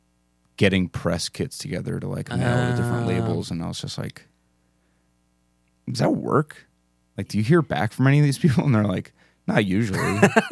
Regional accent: Philadelphia, Pennsylvania, United States; We're from Philadelphia.

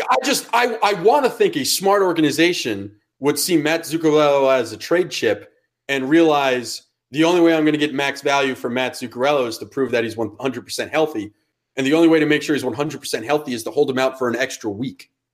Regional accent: Westport, Connecticut, United States; I'm a, I'm a child from Westport, Connecticut. Fairfield County does not have fucking accents.

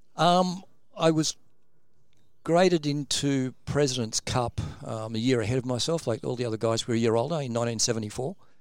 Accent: Sydney, New South Wales, Australia; also born or lived in Albury; I was actually originally born in Albury, um, moved to Sydney when I was about eleven

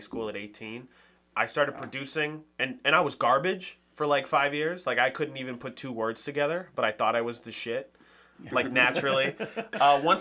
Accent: Boston, Massachusetts, United States; moved away as an adult; now in New Hampshire, United States; I grew up in Roxbury

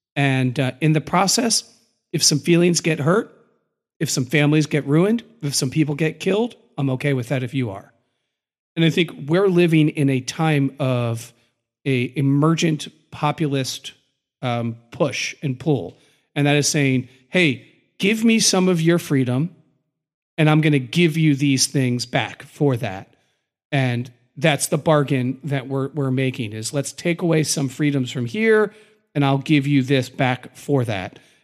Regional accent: United States; as we define ourselves as Americans

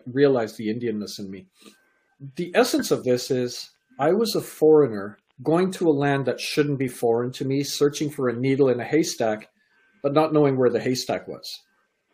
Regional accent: Canada; also born or lived in England; I was born in England, raised in Canada.

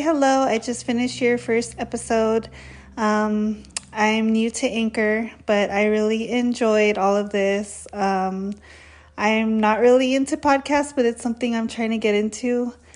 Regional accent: California, United States; I'm from California

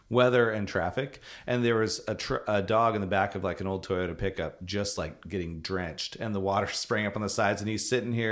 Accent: California, United States; growing up in California, not a lot of rain compared to up here.

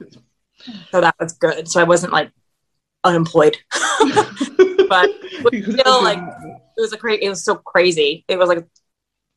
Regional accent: near Gettysburg, Pennsylvania, United States; moved away as an adult; now in Nashville, United States; I grew up in Pennsylvania, near Gettysburg

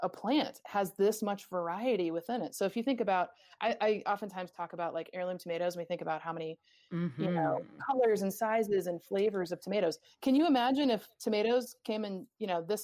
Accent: New England, United States; I'm from New England

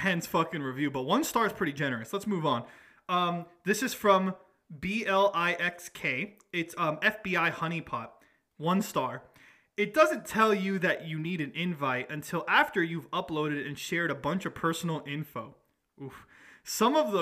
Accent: Atlanta, Georgia, United States; we're from Atlanta

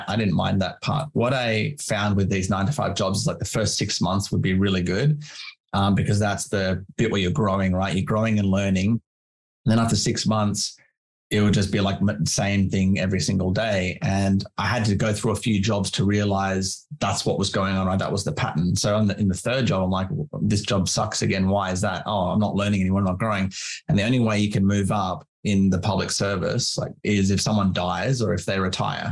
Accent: Canberra, Australian Capital Territory, Australia; moved away as an adult; also born or lived in Wilmington, North Carolina, United States / London, United Kingdom; now in near Brisbane, Australia; So, as I said, I'm from Canberra. I lived there most of my life until I moved here.

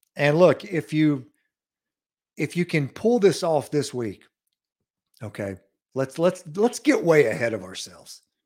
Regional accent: Lawrence County, Mississippi, United States; I'm from Lawrence County

